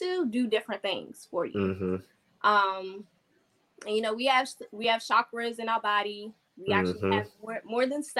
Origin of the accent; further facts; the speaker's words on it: Landover, Maryland, United States; now in Georgia, United States; I'm from Landover, but I currently live in Georgia.